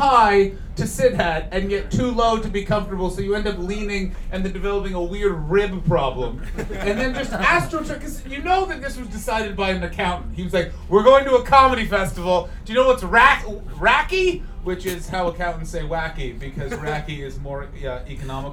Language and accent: English; Ottawa, Ontario, Canada; I'm from Canada